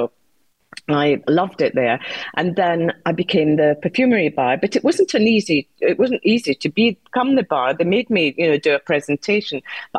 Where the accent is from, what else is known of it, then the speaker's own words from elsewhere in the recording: South West Scotland, United Kingdom; I come from Southwest to Scotland.